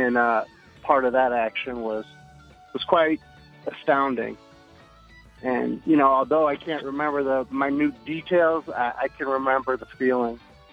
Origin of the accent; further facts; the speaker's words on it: St. Louis, Missouri, United States; I'm from St. Louis